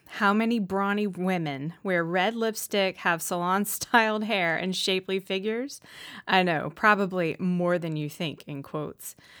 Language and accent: English; the Southern States, United States; growing up in the Southern States, um, you know, which is prime, you know, predominantly Republican